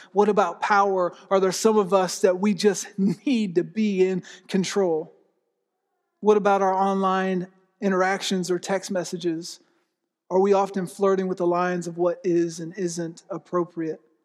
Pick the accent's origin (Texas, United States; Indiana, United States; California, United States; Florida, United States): Florida, United States; also born or lived in Pennsylvania; now in Oklahoma, United States; I grew up in Florida